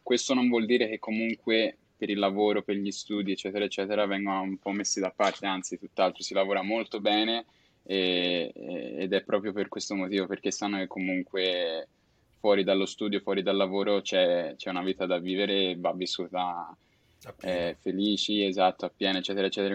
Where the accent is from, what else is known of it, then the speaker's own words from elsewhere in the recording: Florence, Tuscany, Italy; moved away as an adult; now in Zaragoza, Spain; vengo da Firenze però attualmente vivo a Saragozza